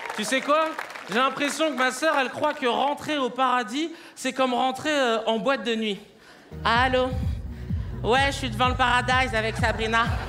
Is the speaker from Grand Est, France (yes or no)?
no; Paris, Île-de-France, France; je suis né à Paris, mes parents viennent de l'île Maurice